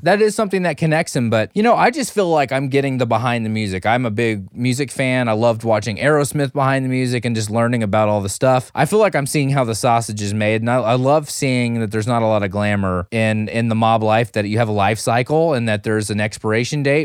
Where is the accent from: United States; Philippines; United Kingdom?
Philippines; I'm a Filipino